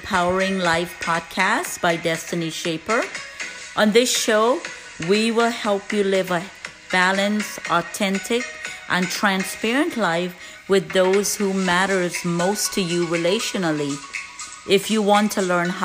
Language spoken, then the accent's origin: English; Guyana; moved away as an adult; now in United States; I was born in Guyana, South America, came to the United States when I was 19 years old.